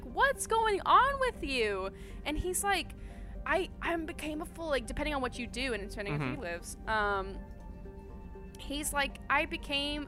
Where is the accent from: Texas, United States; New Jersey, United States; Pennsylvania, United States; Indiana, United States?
Texas, United States; Houston; moved away as an adult; also born or lived in Orange, California; now in Burbank, United States; I am originally from Houston, Texas.